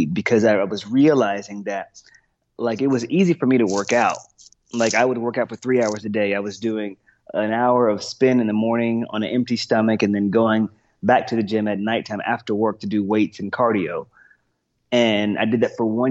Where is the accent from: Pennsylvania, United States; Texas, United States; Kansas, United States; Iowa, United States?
Texas, United States; also born or lived in Boston, Massachusetts; I'm from Texas.